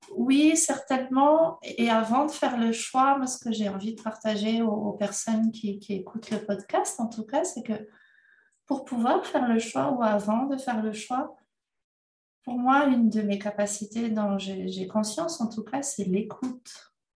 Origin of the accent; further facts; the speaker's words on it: Madagascar; je suis née à Madagascar